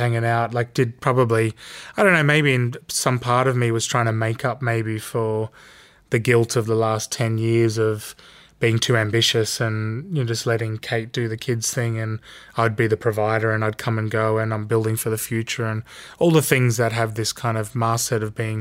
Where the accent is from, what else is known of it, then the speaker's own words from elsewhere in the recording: Sydney, New South Wales, Australia; Growing up in Sydney